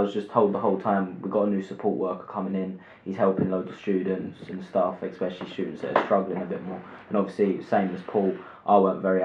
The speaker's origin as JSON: {"language": "English", "country": "United Kingdom", "moved": "yes", "lives_now": "Leicester, United Kingdom", "said": "I'm originally from London, Essex. I now live in Leicester"}